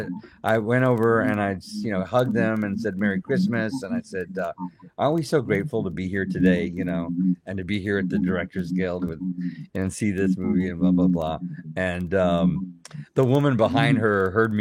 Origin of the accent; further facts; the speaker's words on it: South Texas, United States; a brother and a sister kitties that I had growing up in South Texas